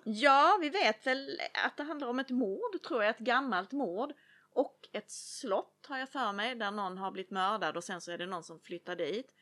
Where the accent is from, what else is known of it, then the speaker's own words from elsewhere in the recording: Lund, Skåne, Sweden; från Oskarshamn till Lund som även är min hemstad